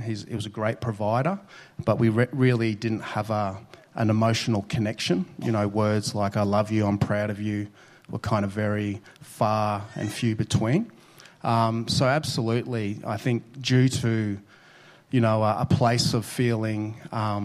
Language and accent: English; Brisbane, Queensland, Australia; I was born in Brisbane, north of Brisbane, to a teenage mum